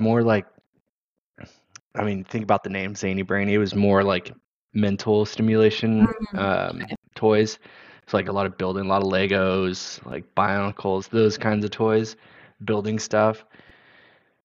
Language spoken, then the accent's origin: English; Pasadena, California, United States; I grew up in Southern California, in Pasadena, California